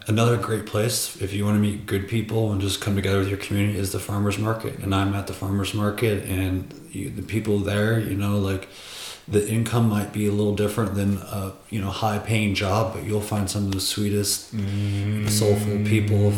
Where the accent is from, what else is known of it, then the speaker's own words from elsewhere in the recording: two hours from Chicago, Midwest, United States; moved away; if you drive from my hometown to the big city of chicago where i was at it's corn corn corn